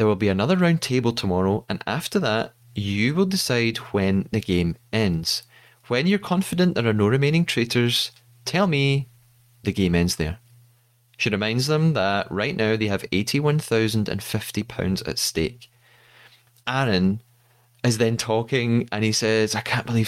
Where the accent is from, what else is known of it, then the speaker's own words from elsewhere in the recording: Scotland, United Kingdom; As a Scottish person